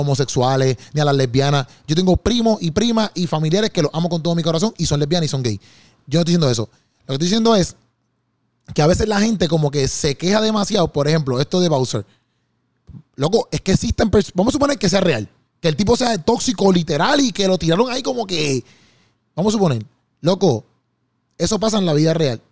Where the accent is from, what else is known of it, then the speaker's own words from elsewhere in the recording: Puerto Rico; yo como puertorriqueño